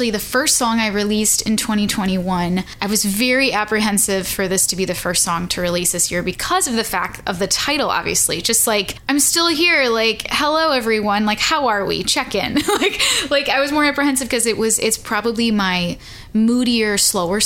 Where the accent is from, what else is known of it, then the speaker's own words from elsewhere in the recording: Chicago, Illinois, United States; now in Nashville, United States; I'm originally from Chicago. I live in Nashville.